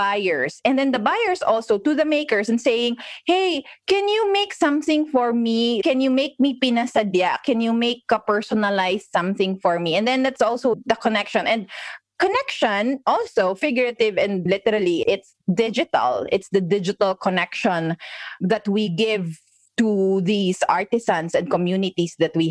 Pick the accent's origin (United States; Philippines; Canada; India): Philippines; We're in the Philippines. We're Filipinos.